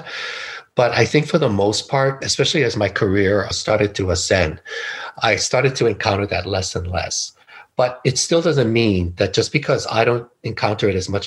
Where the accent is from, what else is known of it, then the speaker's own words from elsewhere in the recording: Hawaii, United States; moved away; also born or lived in California; I was born and raised in Hawaii